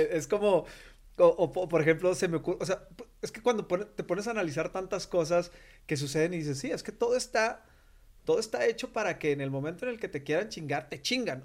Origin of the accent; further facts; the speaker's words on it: Coahuila, Mexico; yo soy de Coahuila